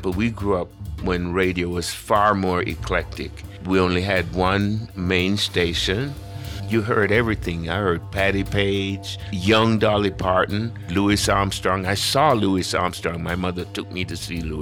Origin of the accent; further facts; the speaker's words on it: Kingston, Jamaica; now in Twin Cities, United States; I was born in Kingston, Jamaica, very close to the Caribbean Sea